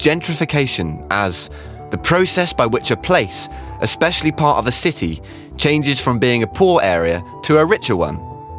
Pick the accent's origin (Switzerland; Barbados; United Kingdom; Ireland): United Kingdom; Falmouth, South West England; Just in my lifetime, I've watched my hometown of Falmouth change for good and for worse.